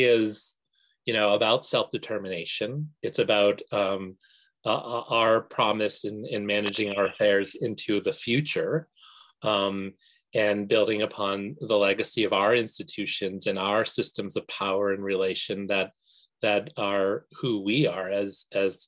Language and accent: English; Maine, United States; we as Indian nations here in Maine